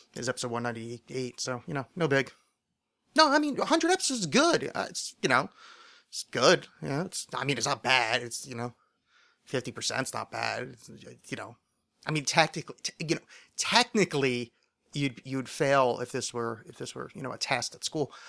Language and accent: English; Philadelphia, Pennsylvania, United States; I'm from Philadelphia.